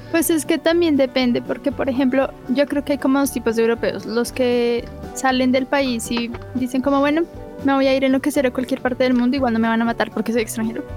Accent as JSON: {"language": "Spanish", "country": "Colombia", "said": "me dijo de dónde vienes y le dije de Colombia"}